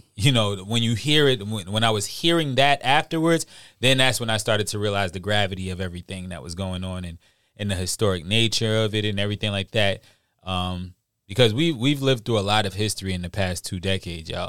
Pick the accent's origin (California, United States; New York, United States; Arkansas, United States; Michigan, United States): New York, United States; moved away; also born or lived in Charleston, South Carolina; I'm from New York, so we're down here at that time and, you know, being from New York.